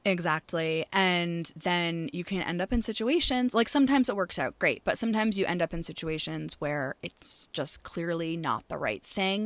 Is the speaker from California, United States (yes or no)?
no; Maine, United States; moved away; I am from Maine originally, born and raised.